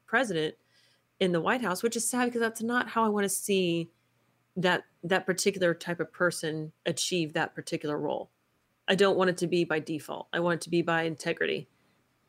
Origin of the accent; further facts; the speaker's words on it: Texas, United States; moved away; I'm from Texas originally